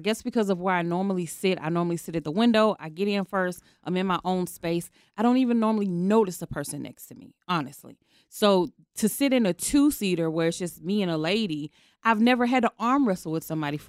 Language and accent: English; Georgia, United States; moved away as an adult; now in Sacramento, United States; I'm from Georgia